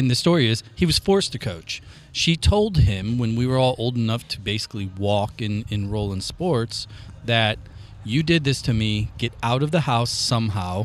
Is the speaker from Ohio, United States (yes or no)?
no; Granite City, Illinois, United States; we grew up together in Granite City